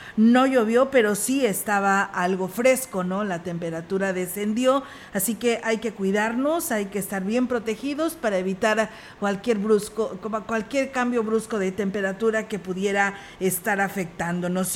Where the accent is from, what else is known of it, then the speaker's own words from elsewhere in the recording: Mexico; como mexicanos que somos